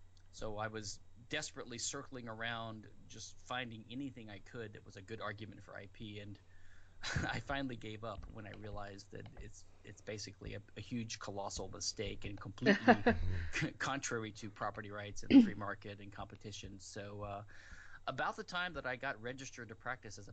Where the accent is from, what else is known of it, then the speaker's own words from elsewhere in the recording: Louisiana, United States; now in Houston, United States; I'm from Louisiana originally in the U.S.